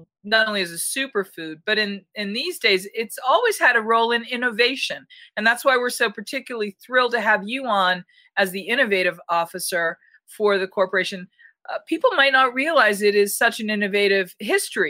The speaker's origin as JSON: {"language": "English", "region": "New England", "country": "United States", "tie": "born or raised there", "said": "I grew up in New England"}